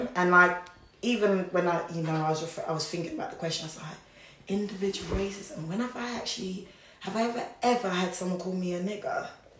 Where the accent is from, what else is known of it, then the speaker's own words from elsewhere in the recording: Wolverhampton, West Midlands, United Kingdom; obviously we come from Wolverhampton.